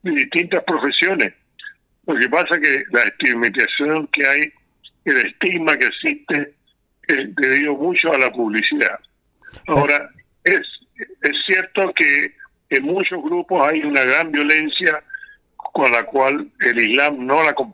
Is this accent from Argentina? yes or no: no; Chile; tengo que decir que yo soy chileno, eh, nacido en familia musulmana, y la comunidad musulmana en Chile ya tiene acá más de 120 años